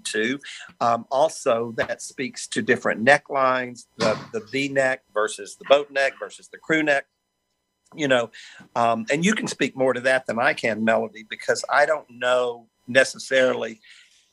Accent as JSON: {"language": "English", "region": "Arkansas", "country": "United States", "tie": "born or raised there", "said": "I grew up in Arkansas."}